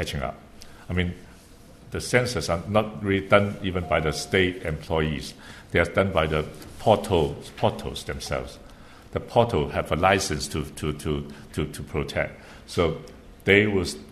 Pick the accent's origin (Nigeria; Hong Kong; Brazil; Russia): Hong Kong; also born or lived in Beijing; I live in Hong Kong. I grew up in Hong Kong.